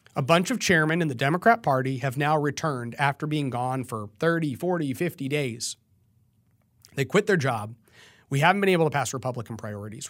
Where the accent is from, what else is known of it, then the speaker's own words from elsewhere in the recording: Texas, United States; also born or lived in San Antonio; I am a Texan